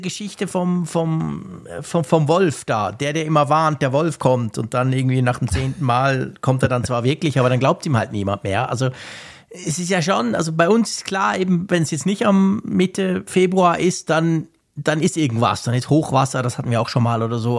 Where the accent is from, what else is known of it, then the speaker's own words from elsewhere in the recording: Switzerland; als Schweizer